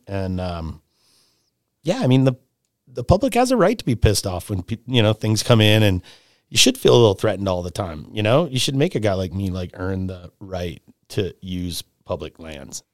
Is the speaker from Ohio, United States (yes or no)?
yes; Cleveland, Ohio, United States; also born or lived in Tahoe / Sun Valley; now in Canada; I'm originally from Cleveland, Ohio, and, uh, had a pretty, you know, regular childhood there